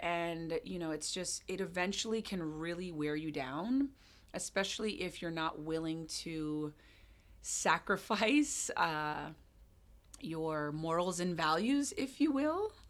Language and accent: English; Hawaii, United States; moved away as an adult; also born or lived in Jamaica / London / California; now in Seattle, United States; I was born and raised in Hawaii, and I moved to Seattle in December?